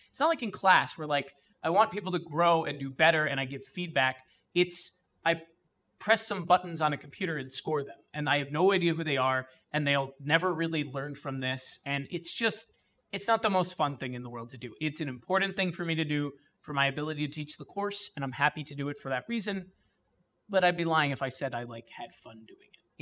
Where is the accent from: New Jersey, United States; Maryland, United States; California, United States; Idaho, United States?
New Jersey, United States; East Brunswick; I grew up in East Brunswick, New Jersey